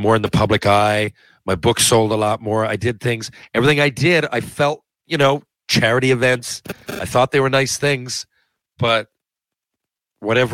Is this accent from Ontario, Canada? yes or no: no; Mount Pearl, Newfoundland and Labrador, Canada; Growing up in Mount Pearl, Newfoundland